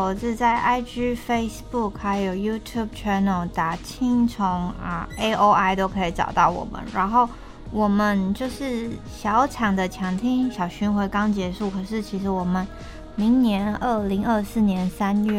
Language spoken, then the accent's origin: Chinese; Chiayi, Taiwan; now in Taipei, Taiwan; 我是嘉义人，然后我觉得南部好像其实都是狗派，养狗比较多。然后我觉得跟生活空间有很大的，就像我来台北之后，我是养猫，然后不是养狗